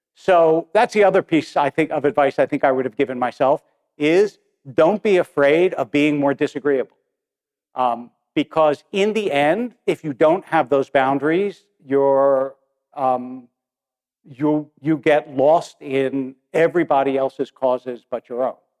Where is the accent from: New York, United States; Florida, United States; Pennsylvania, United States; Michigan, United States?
Pennsylvania, United States; Harrisburg; I remember when I was a kid in yeshiva in Harrisburg, because I was born in Harrisburg, and I was in like third or fourth grade